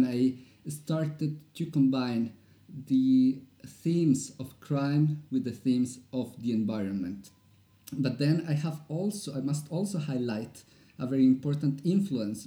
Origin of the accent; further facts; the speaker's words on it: Bogotá, Colombia; English is a second language; moved away as an adult; now in Norway; I'm from Colombia, from the capital